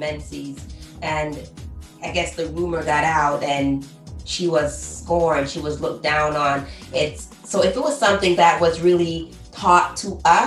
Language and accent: English; Jamaica; growing up in Jamaica where we're heavily church-minded